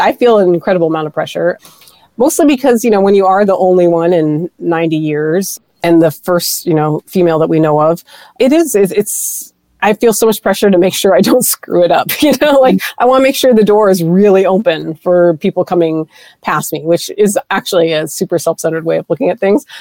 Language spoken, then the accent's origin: English; Pierre, South Dakota, United States; moved away; I grew up in South Dakota, and that's where my people are from. I'm Lakota, I'm Sichangu Lakota